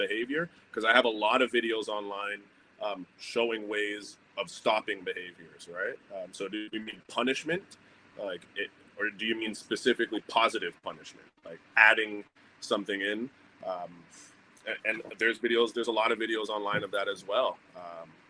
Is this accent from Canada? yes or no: yes; Canada; I'm Canadian